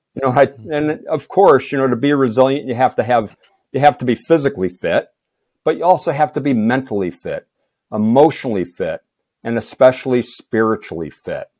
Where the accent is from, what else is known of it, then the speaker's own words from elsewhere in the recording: Moosic, Pennsylvania, United States; I was born in Moosic, Pennsylvania, a town of around five thousand